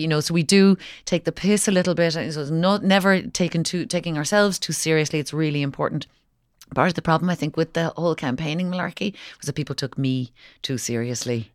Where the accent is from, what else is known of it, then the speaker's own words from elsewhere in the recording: Kinsale, Munster, Ireland; I was from, I'm from Kinsale